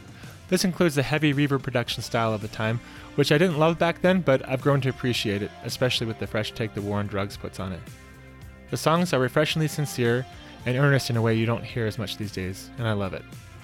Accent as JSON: {"language": "English", "region": "Utah", "country": "United States", "tie": "born or raised there", "said": "my home state of Utah"}